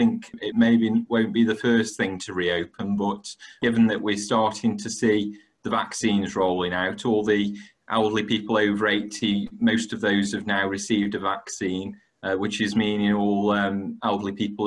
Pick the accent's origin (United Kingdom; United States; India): United Kingdom; Stoke-on-Trent, West Midlands; I am from Stoke-on-Trent. I've lived in the city my whole life